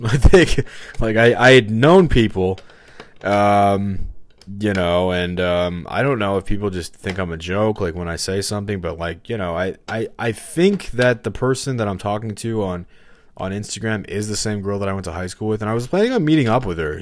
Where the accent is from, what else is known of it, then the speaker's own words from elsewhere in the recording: St. Louis, Missouri, United States; I grew up in Saint Louis